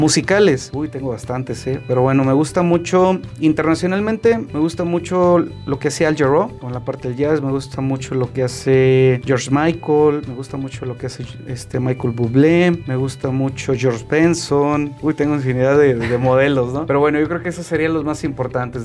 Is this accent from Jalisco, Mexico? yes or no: no; Saltillo, Coahuila, Mexico; also born or lived in Italy; nosotros tenemos como mexicanos, como coahuilenses y como saltillenses